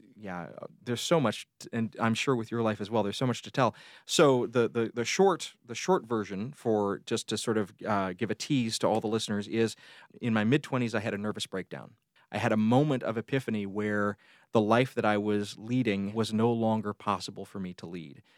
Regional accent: Columbus, Georgia, United States; also born or lived in Phenix City, Alabama; I grew up, uh, just outside the Fort Benning Military Base in Columbus, Georgia

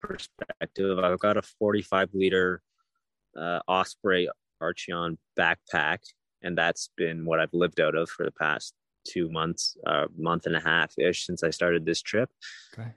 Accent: Ontario, Canada; I come from Ontario, Canada. I was born and raised there

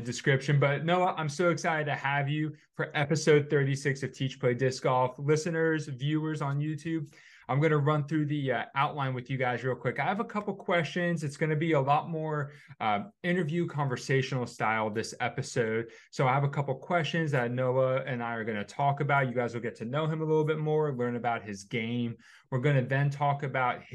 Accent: New Jersey, United States; moved away; I'm from New Jersey

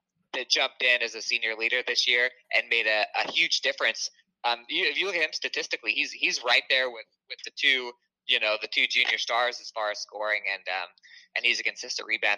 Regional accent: Sheraton, Iowa, United States; I grew up in Sheraton, Iowa

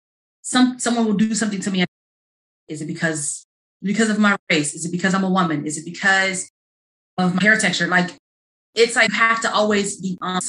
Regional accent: Chicago, Illinois, United States; moved away as an adult; also born or lived in Ohio; I'm from Chicago

